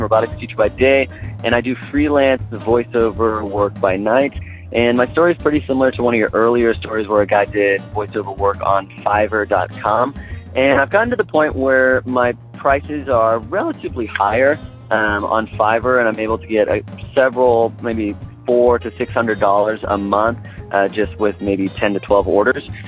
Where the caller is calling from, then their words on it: Austin, Texas, United States; I'm calling from Austin, Texas